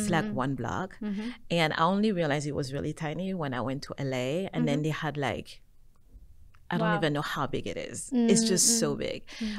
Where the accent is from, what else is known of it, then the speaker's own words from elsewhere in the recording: Senegal; also born or lived in Paris, France / New York, United States; now in Korea; Mm-hmm. I was born in Paris. I'm originally from Senegal. Mm-hmm. I lived in New York for over 10 years, and then I moved to Korea.